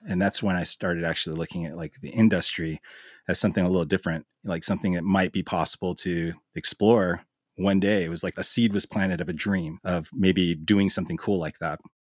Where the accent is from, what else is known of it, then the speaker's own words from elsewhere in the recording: Billings, Montana, United States; also born or lived in Los Angeles / Missoula; I was born in Billings and I've lived in multiple cities around the state. I had a stint in L A right after high school, and other than that, I've lived in Montana my entire life.